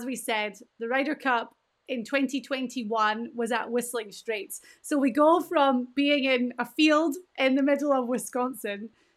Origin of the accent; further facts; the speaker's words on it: Scotland, United Kingdom; I'm Scottish, my mum is Scottish, my dad's American, my husband's American.